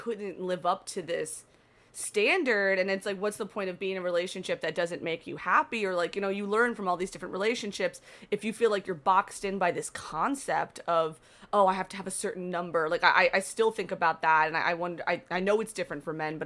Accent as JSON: {"language": "English", "region": "Florida", "country": "United States", "said": "I'm from Florida"}